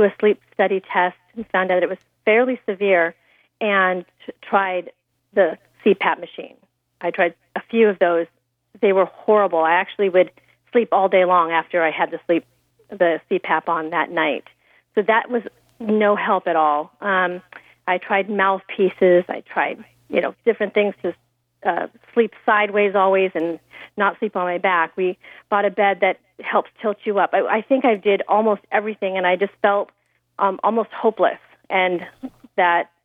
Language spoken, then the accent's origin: English; Temecula, California, United States; my hometown of Temecula